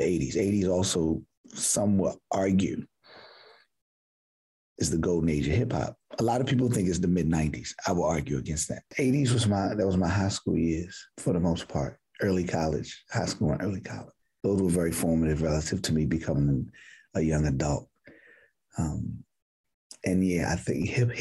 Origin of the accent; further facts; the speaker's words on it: Baltimore, Maryland, United States; So I'm from Baltimore, West Baltimore to be specific